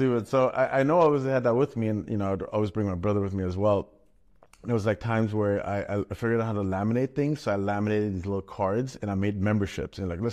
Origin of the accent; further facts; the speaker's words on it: Berlin, Germany; English is a second language; So I grew up, born and raised in Germany, Berlin. I lived there in a Jewish housing because my parents didn't have much money.